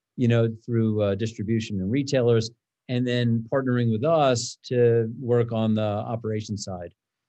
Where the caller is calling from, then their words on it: Broomfield, Colorado, United States; Zooming in from the Kitchen Coop offices in Broomfield, Colorado.